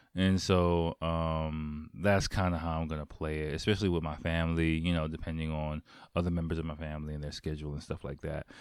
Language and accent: English; United States; now in Japan; I'm American